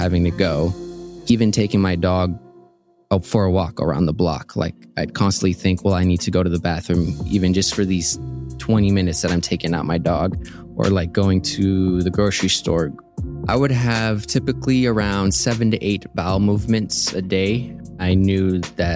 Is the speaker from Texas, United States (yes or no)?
yes; Houston, Texas, United States; also born or lived in Colombia; now in Tucson, United States; moved to Houston, Texas when I was 5